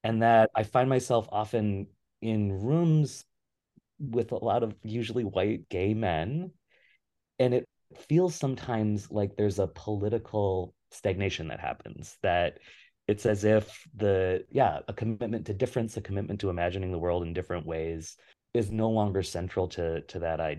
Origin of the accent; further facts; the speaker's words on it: Western Wisconsin, United States; also born or lived in Pittsburgh / Texas; now in Minneapolis, United States; I grew up in Western Wisconsin